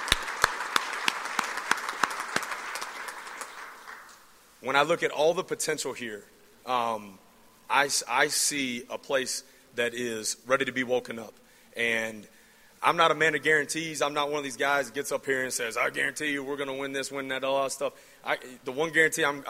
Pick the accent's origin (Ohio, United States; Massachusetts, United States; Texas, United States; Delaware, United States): Texas, United States; growing up in Texas